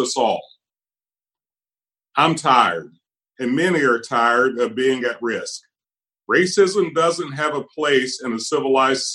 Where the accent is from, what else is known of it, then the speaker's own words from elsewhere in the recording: Appalachian Hills, United States; now in Kentucky, United States; I was born at risk in the Appalachian Hills to a Black family in poverty without access to a hospital